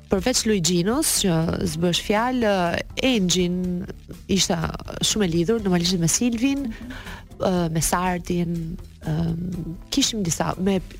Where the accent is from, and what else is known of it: Elbasan, Elbasan County, Albania; born or raised there; moved away as an adult; now in Tirana, Albania